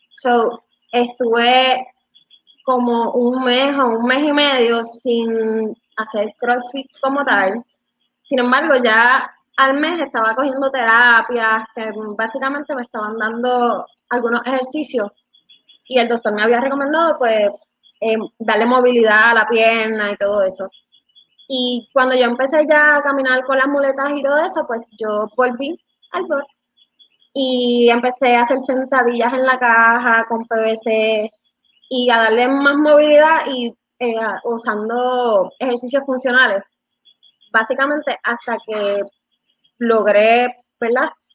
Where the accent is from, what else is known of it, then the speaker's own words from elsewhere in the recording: Dorado, Puerto Rico; also born or lived in Bayamón; now in Vega Alta, Puerto Rico; nací en Bayamón, este, soy de, me en Dorado y estoy viviendo ahora en Vega Alta